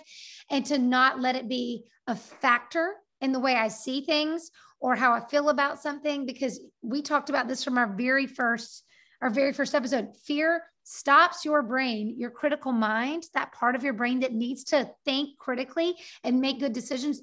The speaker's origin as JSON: {"language": "English", "country": "United States", "said": "having lived 47 years as an American citizen on this earth"}